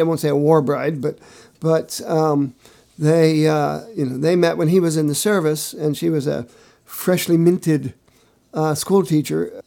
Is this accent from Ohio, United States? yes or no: yes; Findlay, Ohio, United States; moved away; my hometown of Findlay, Ohio